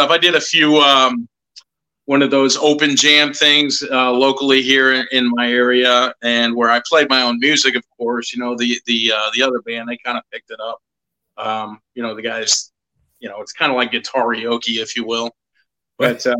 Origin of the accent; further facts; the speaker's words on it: Ohio, United States; moved away; I'm originally from Ohio